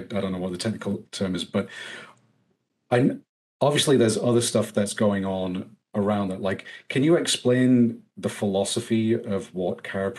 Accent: England, United Kingdom; now in United States; I came from England. I'm still trying to figure some of this stuff out.

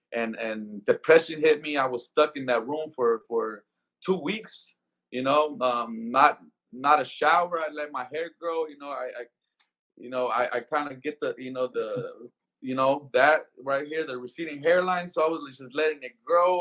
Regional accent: Compton, California, United States; moved away as an adult; also born or lived in Skid Row, Los Angeles; now in Las Vegas, United States; growing up in Compton

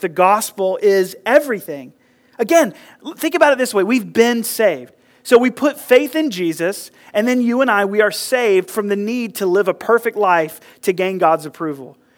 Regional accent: United States; I grew up here in Burke County in the South

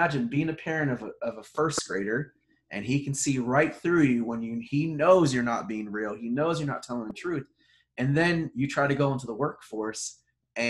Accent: Southern California, United States; I grew up in Southern California. I'm a Trojan fan.

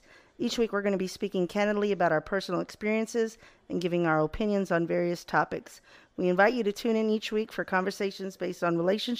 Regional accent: Ohio, United States; now in Texas, United States; I'm from Ohio and living in Texas.

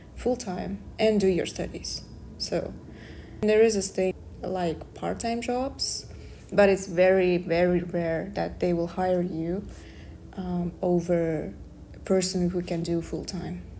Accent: Kazakhstan; English is a second language; moved away as an adult; now in Darmstadt, Germany; I'm from Kazakhstan, Central Asia

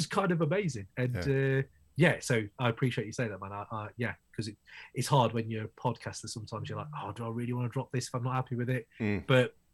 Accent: United Kingdom; I run the Crate 808 podcast from the UK, obviously, from my accent, you can tell

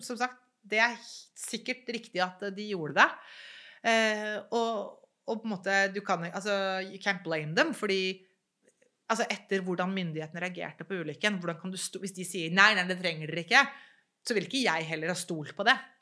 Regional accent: Norway; jeg er jo født og oppvokst i Norge

